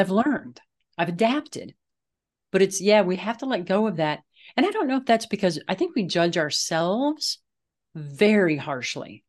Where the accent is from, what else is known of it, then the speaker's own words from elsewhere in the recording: Midwest, United States; now in Colorado, United States; I grew up in the Midwest